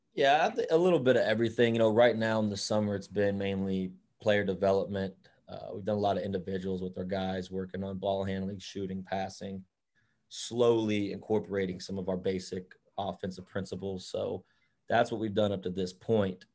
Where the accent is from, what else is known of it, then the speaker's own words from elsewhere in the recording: Dallas, Texas, United States; also born or lived in Salina, Kansas / Wichita, Kansas; growing up and where most of my my childhood was playing and all of that is in the Dallas area